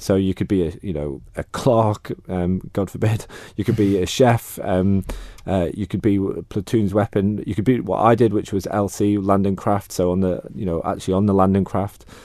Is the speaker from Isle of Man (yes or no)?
yes; Peel, Isle of Man; moved away as an adult; I grew up in Peel to begin with.